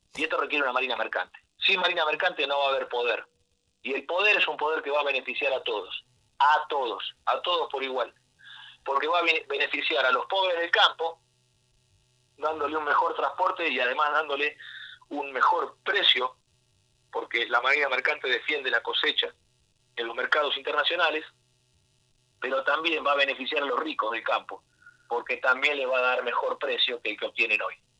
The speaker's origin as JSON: {"language": "Spanish", "country": "Argentina", "said": "Somos argentinos y los argentinos disfrutamos de vivir bien"}